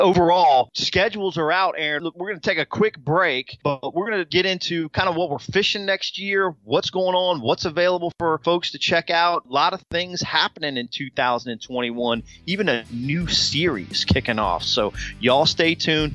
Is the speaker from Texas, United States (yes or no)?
yes; Del Rio, Texas, United States; right here in my hometown, Del Rio, Texas